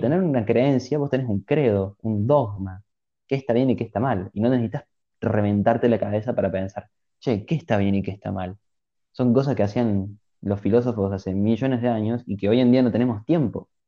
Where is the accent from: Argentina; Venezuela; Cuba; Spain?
Argentina